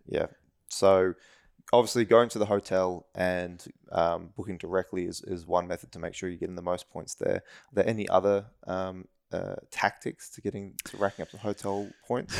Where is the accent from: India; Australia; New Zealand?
Australia; as an Australian